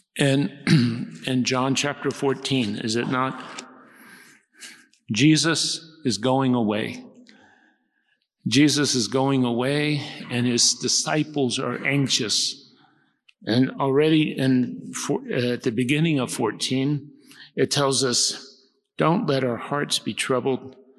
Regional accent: United States; Come from the United States

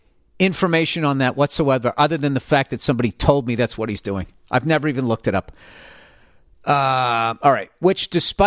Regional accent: Saskatchewan, Canada; I'm from Saskatchewan, Canada.

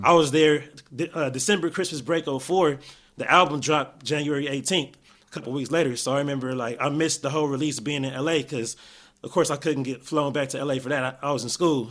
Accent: Gardena, California, United States; also born or lived in Inglewood, California; I was born in Inglewood, and then Grew up Gardena

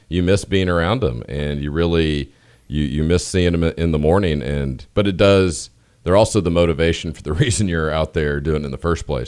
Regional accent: Austin, Texas, United States; I'm from Austin

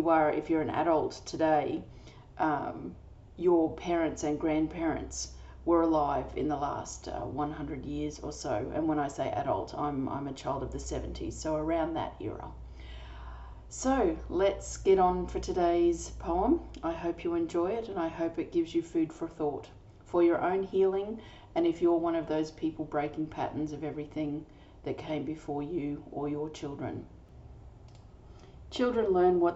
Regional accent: Australia; I'm an Australian energy healer

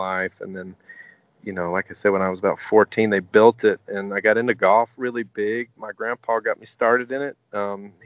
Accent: Sequatchie County, Tennessee, United States; moved away as an adult; also born or lived in Bledsoe County, Tennessee / South Florida; I grew up just down the road from here in Sequatchie County. I went to Sequatchie County High School. We actually lived in Bledsoe, but I went to Sequatchie

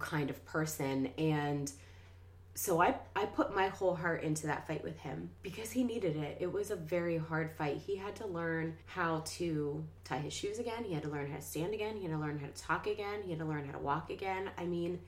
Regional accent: Washington, Pennsylvania, United States; I'm from Washington, PA, a little suburb of Pittsburgh.

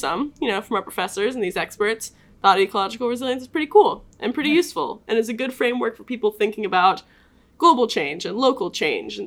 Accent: Atlanta, Georgia, United States; now in Lincoln, United States; I'm from Atlanta, Georgia, studying environmental science.

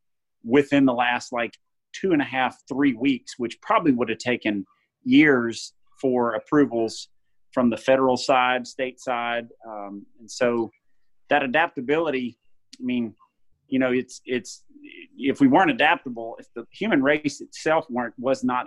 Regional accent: Jackson, Mississippi, United States; I'm from Jackson, Mississippi. I've born and raised here, actually 4 generations deep in Mississippi

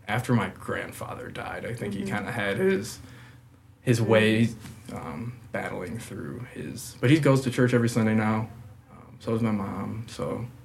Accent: Delavan, Wisconsin, United States; also born or lived in Elkhorn, Wisconsin / Eau Claire, Wisconsin / Milwaukee, Wisconsin; Then we moved down here when I was in kindergarten, so back to Delvin. And I was there up until I left for the Army

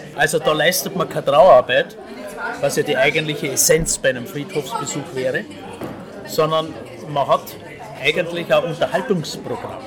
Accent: Vienna, Austria; bei uns in Wien

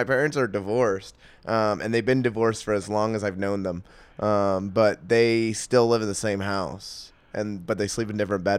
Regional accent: San Diego, California, United States; also born or lived in New York / Texas; I grew up mostly in San Diego. I mean, I spent a couple years in New York, a couple years in Texas.

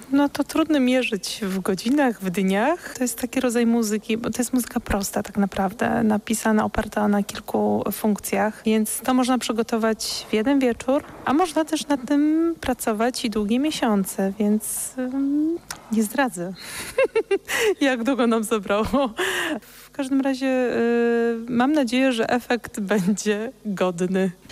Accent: Kraków, Lesser Poland, Poland; Ja jestem krakowianką z urodzenia

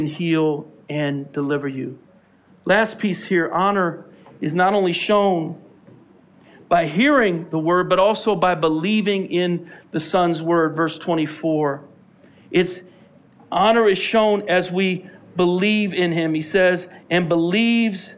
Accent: Philadelphia, Pennsylvania, United States; We're from Philly

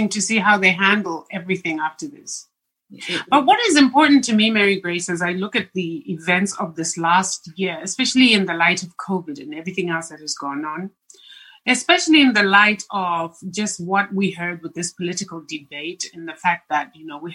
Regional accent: Zimbabwe; moved away; my home country of Zimbabwe

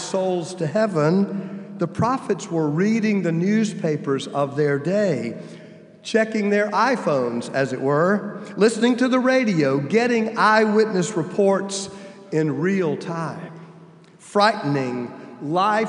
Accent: United States; I'm old enough to know what the Cold War meant to children growing up in the United States in the 60s and 70s

